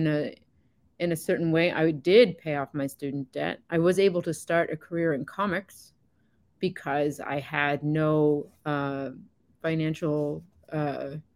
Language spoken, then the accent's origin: English; East Coast of Canada, Atlantic Canada, Canada; moved away as an adult; also born or lived in Fort McMurray, Alberta; I am from the East Coast of Canada, where we export a lot of labor to places like